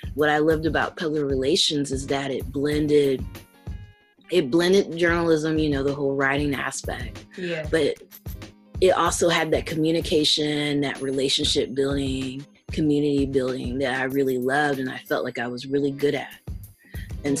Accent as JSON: {"language": "English", "region": "Tennessee", "country": "United States", "tie": "born or raised there", "said": "So I'm from the South. Um, I'm from Tennessee, and I grew up in this military town."}